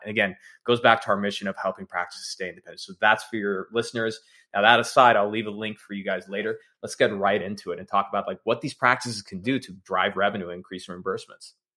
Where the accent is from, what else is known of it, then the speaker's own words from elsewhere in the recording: Texas, United States; I'm from Texas, first generation American